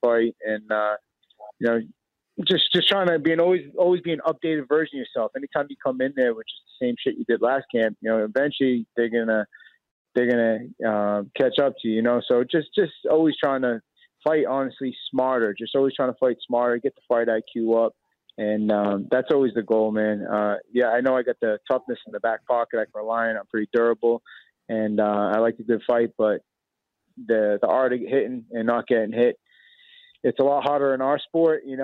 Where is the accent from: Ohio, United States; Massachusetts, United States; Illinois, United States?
Massachusetts, United States; Boston; born or raised there